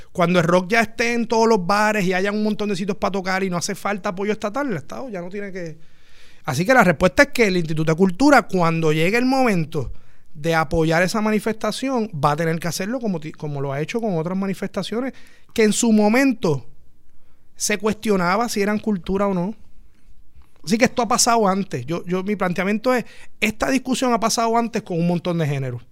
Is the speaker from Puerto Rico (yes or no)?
yes; Puerto Rico; lo que somos los puertorriqueños.